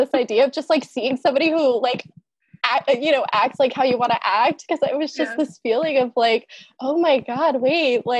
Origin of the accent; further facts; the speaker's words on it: Newark, Delaware, United States; growing up in Newark